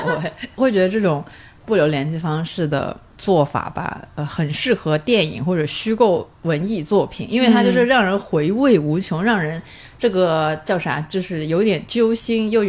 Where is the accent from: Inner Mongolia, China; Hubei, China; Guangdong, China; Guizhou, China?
Guangdong, China; 作为广东人，夏天没有荔枝是不完整的。